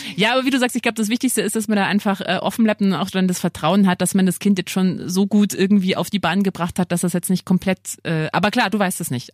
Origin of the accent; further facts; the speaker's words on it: Lower Bavaria, Germany; now in Munich, Germany; Ich komme ja nicht aus München, sondern eben aus Niederbayern